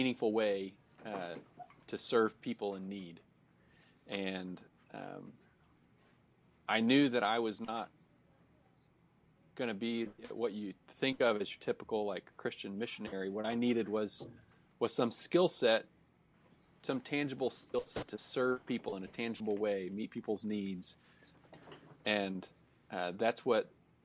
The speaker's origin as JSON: {"language": "English", "town": "Indianapolis", "region": "Indiana", "country": "United States", "tie": "born or raised there", "also_born_or_lived": "Abilene, Texas", "moved": "as an adult", "lives_now": "Fort Worth, United States", "said": "I am a Midwesterner at heart, born and raised in Indianapolis"}